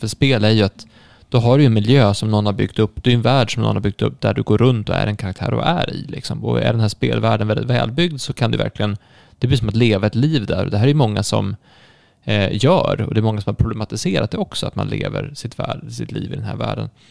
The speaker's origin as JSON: {"language": "Swedish", "town": "Stockholm", "region": "Stockholm County", "country": "Sweden", "tie": "born or raised there", "said": "jag är född i Stockholm"}